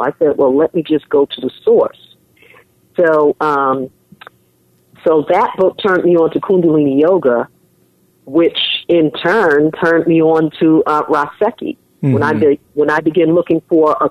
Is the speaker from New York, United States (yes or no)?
yes; New York City, New York, United States; also born or lived in Manhattan / Bronx; I was born and raised in New York City